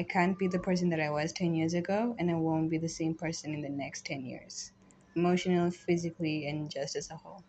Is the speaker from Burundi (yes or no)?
yes; Burundi; I'm 22 and I'm from Burundi.